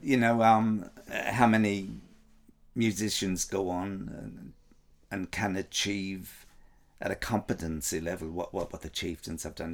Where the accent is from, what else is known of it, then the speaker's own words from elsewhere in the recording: Ireland; I'm from Ireland